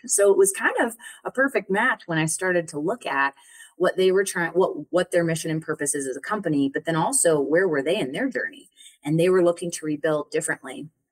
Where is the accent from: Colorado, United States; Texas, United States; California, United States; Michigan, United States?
Colorado, United States; I'm from Colorado originally. And um, yeah, and I grew up there